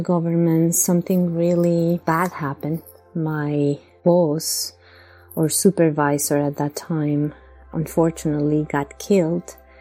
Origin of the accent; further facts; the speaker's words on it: Bogotá, Colombia; moved away as an adult; now in Long Island, United States; I come from Bogota, Colombia